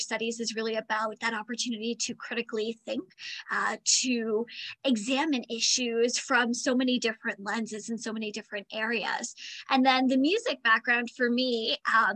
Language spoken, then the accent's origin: English; Windsor, Ontario, Canada; also born or lived in St. Catharines / Essex; we ended up moving back here when I was about 1.5, and I've lived here ever since